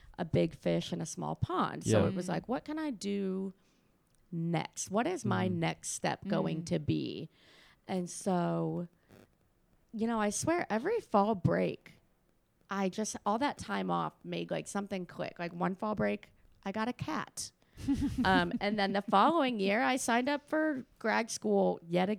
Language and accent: English; Cleveland, Ohio, United States; moved away as an adult; also born or lived in Kent, Ohio; now in Tennessee, United States; I'm from Cleveland, Ohio